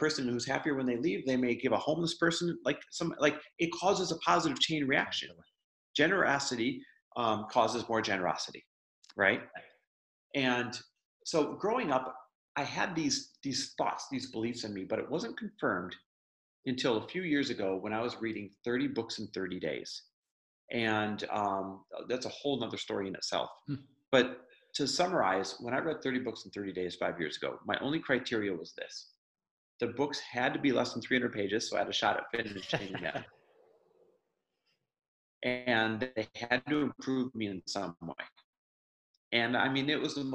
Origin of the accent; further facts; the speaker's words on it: Midwest, United States; I grew up in the Midwest